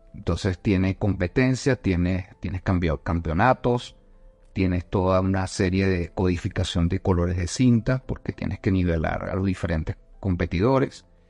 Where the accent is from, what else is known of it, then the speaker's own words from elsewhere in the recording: Caracas, Capital District, Venezuela; moved away as an adult; now in Bogotá, Colombia; nací en Caracas. Este, sin embargo, también soy colombiano. Ya tengo nueve años acá en Bogotá.